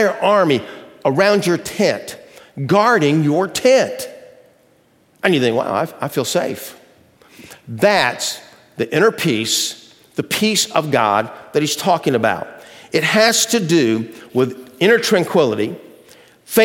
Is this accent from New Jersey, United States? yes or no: no; Athens, Georgia, United States; moved away; my old hometown of Athens, Georgia